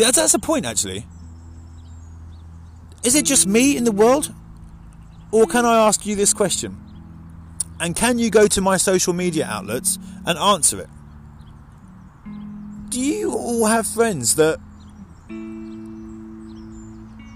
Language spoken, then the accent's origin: English; Mildenhall, East of England, United Kingdom; There's a few people in this world that I grew up with in Mildenhall.